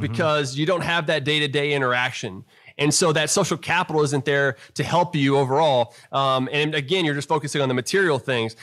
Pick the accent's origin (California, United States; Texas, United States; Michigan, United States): Texas, United States; South Houston; growing up in South Houston, Texas